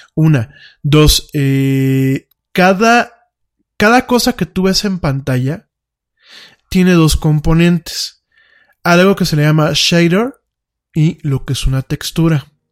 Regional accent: Mexico

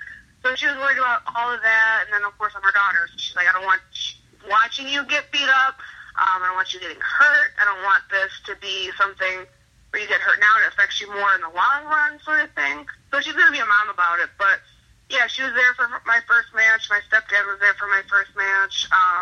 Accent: Chicago, Illinois, United States; But yeah, so growing up in Chicago was fun.

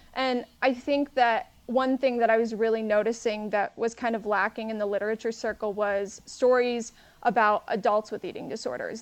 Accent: San Antonio, Texas, United States; also born or lived in Houston, Texas; I'm from San Antonio, Texas

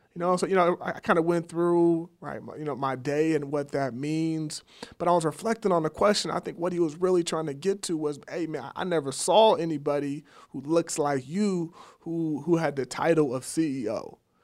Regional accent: Sacramento, California, United States; I grew up in Sacramento, went to Valley High School in South Sac

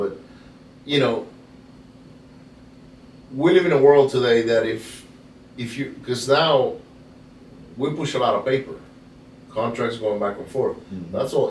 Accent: Venezuela; Oh, yeah. Yeah, it happens. I grew up in Venezuela.

